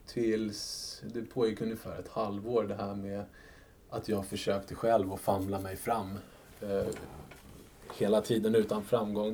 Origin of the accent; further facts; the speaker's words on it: Sweden; som svensk skattebetalare